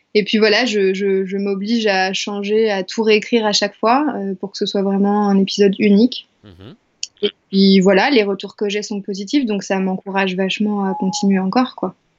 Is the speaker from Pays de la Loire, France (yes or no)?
yes; Angers, Pays de la Loire, France; moved away; je suis à Angers, euh, ma terre natale, dans ma chambre de petite fille